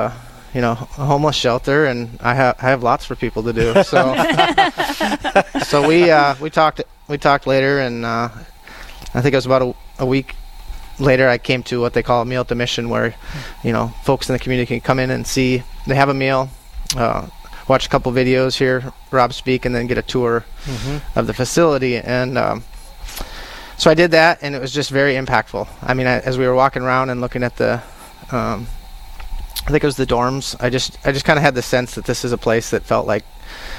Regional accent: Moorhead, Minnesota, United States; moved away as an adult; originally I'm from Moorhead, and then I spent 20 years in the military, and then I decided to move back to the area.

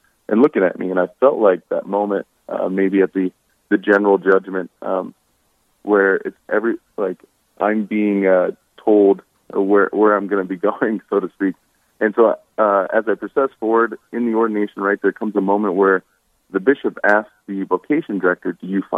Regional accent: Hartford, South Dakota, United States; I grew up near Hartford, South Dakota

